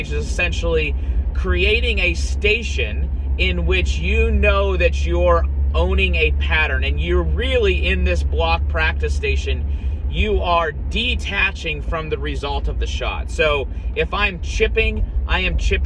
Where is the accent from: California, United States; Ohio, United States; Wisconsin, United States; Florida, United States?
Ohio, United States; Columbus; moved away; also born or lived in Scottsdale, Arizona; growing up in Columbus, Ohio